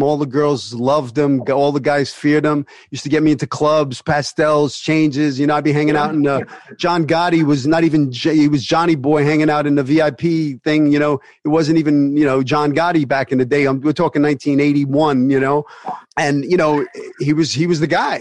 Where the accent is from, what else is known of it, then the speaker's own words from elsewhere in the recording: New York City, New York, United States; also born or lived in Bensonhurst, Brooklyn; I grew up in Sunset Park, but then my mother moved to uh, 75th and 18th Avenue